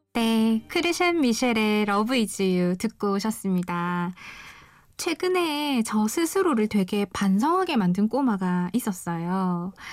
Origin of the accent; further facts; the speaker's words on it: Busan, South Korea; 저는 부산에서 온